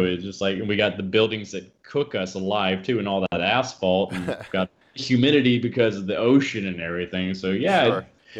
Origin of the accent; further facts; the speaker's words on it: Huntsville, Alabama, United States; my hometown in Huntsville, Alabama